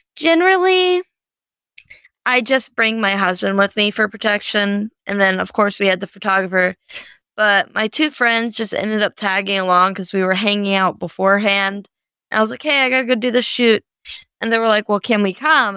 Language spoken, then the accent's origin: English; Louisiana, United States; I'm from Louisiana